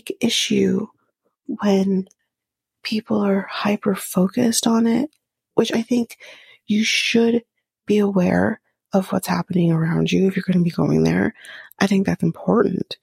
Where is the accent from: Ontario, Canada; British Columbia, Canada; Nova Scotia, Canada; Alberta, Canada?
Ontario, Canada; near Toronto; we're from Ontario, near Toronto. We don't live in Toronto, but we're near Toronto